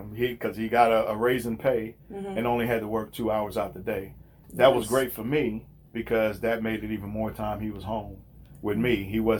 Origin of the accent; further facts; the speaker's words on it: Louisiana, United States; moved away as an adult; well, I moved here from South Louisiana about 25 years ago.